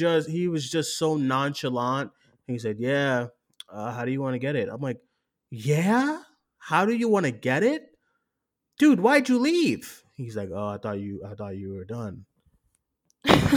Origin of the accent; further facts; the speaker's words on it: Boston, Massachusetts, United States; I grew up in Boston